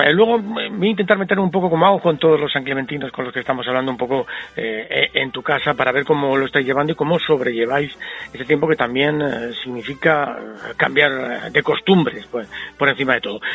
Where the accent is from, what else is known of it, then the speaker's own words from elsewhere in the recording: Spain; gente como somos los españoles